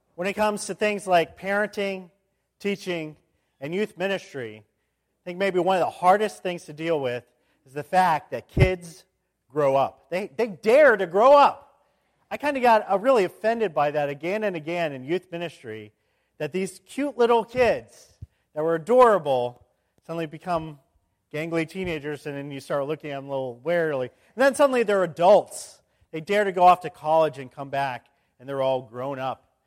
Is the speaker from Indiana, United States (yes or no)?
yes; Indianapolis, Indiana, United States; moved away as an adult; also born or lived in Grove City, Pennsylvania; I went from In-, Indianapolis over to Grove City for my, my college years